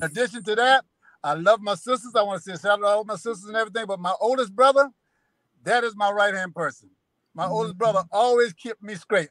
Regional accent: South Carolina, United States; I'm from South Carolina

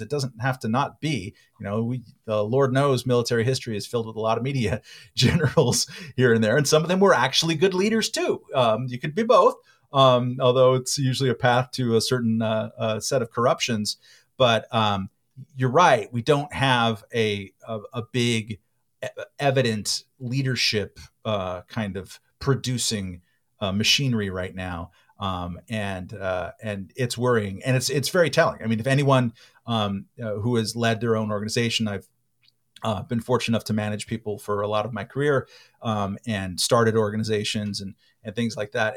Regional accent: California, United States; I'm a Californian and I'm an American

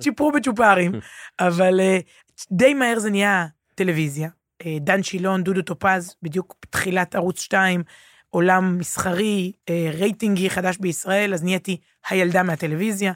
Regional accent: Herzliya, Tel Aviv District, Israel; also born or lived in Ramat HaSharon; גדלתי בהרצליה, רמת השרון

